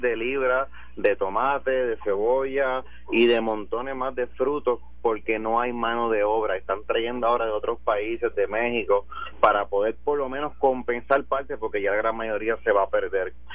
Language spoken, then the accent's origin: Spanish; Puerto Rico; si nosotros como puertorriqueños